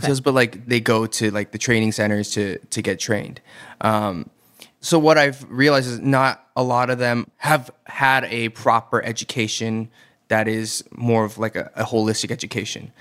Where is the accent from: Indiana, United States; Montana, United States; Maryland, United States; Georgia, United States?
Georgia, United States; Atlanta; moved away as an adult; also born or lived in Boston; now in South Korea; I am from Atlanta, Georgia. I was born and raised there in the burbs of Atlanta.